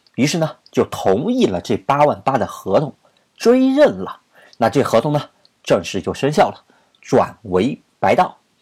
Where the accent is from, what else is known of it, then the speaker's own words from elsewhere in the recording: China; 咱们都是中国人